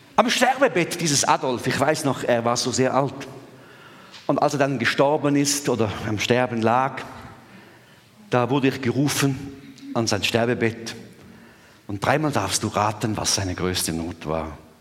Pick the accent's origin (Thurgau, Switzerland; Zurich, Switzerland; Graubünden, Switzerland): Thurgau, Switzerland; ich bin im Durgau aufgewachsen und in, in Mostindien